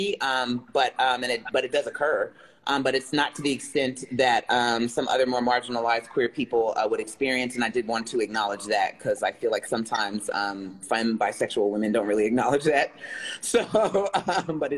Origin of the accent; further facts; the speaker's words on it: Jersey City, New Jersey, United States; I am originally from Jersey City, New Jersey, which is where I currently reside. I grew up, in a traditional kind of black family